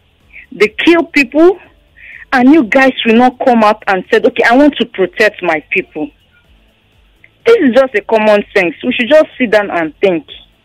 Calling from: Ikorodu, Lagos, Nigeria; I'm calling from Ikorodu.

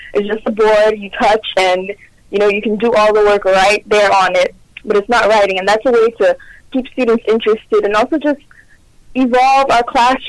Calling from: Houston, Texas, United States; I'm calling from Houston, Texas.

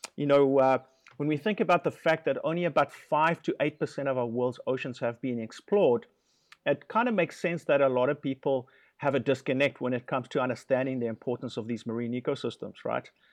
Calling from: Guanacaste, Costa Rica; I am calling you from Guanacaste, uh, which is the northernmost province in Costa Rica

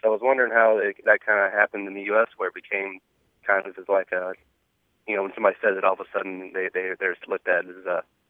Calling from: Dallas, Texas, United States; I'm calling from Dallas, Texas.

